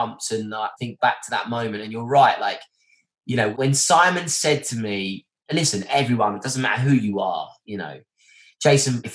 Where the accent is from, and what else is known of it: Essex, East of England, United Kingdom